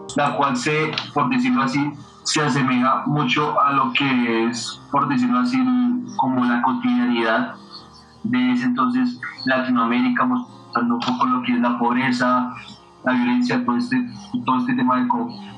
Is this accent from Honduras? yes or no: no; Colombia; nosotros somos como pueblo colombiano